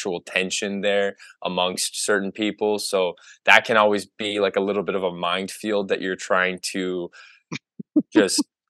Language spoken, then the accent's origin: English; Oshawa, Ontario, Canada; I'm from Oshawa